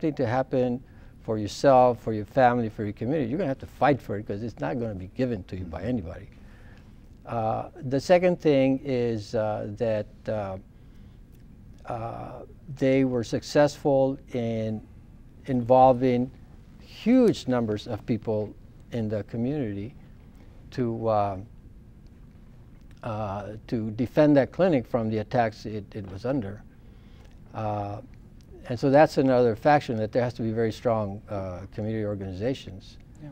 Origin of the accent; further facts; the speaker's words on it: El Paso, Texas, United States; I grew up in La Roca.